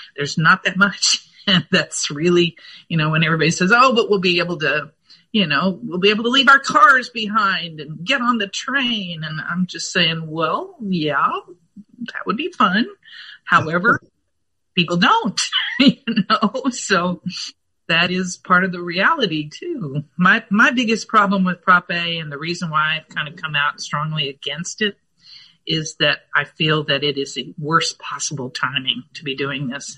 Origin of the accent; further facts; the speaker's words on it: Fort Worth, Texas, United States; also born or lived in Los Angeles; now in Austin, United States; we came to Texas when I was three, and uh, so I grew up in Fort Worth